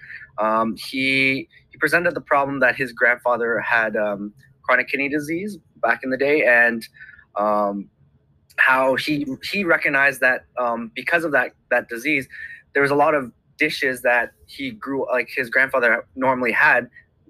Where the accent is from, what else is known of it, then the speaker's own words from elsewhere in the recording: Canada; I am Canadian, but I've grown up in a Cantonese family background.